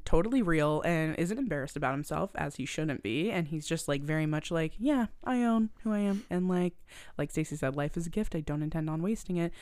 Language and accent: English; Halifax, Nova Scotia, Canada; I'm from Nova Scotia. If you guys don't know, I'm from Halifax, Nova Scotia